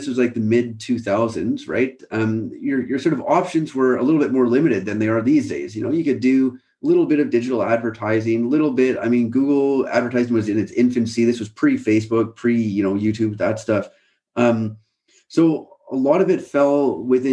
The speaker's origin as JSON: {"language": "English", "country": "Canada", "tie": "born or raised there", "moved": "as an adult", "lives_now": "United Kingdom", "said": "I grew up in Canada"}